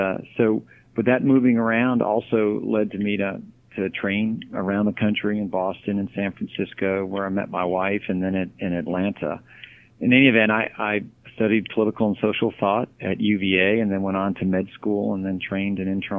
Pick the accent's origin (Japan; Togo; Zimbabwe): Japan; born there; also born or lived in Texas / Maryland / Florida / North Carolina; I was born in Japan, and Texas, Maryland, then Florida, North Carolina, back to Maryland, back to Florida, then to Virginia.